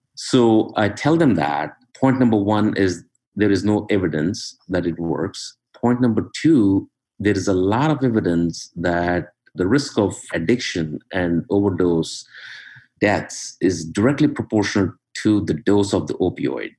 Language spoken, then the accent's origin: English; India; moved away as an adult; now in Cincinnati, United States; I'm originally from uh, India. Went to medical school there, came to US in uh, 1992